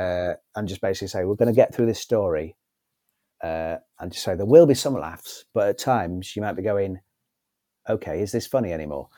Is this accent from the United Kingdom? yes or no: yes; Northwich, North West England, United Kingdom; Northwich, my hometown